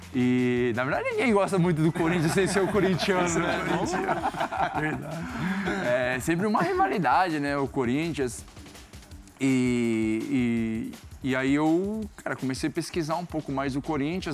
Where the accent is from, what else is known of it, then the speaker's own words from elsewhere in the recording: South Region, Brazil; moved away as an adult; also born or lived in Netherlands; eu saí do Sul, novo, e fui